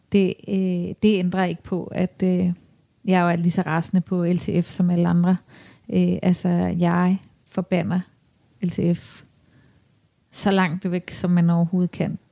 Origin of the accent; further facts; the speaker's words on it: Copenhagen, Capital Region of Denmark, Denmark; Jeg er jo vanvittigt glad for at bo her, og har boet her i hele mit liv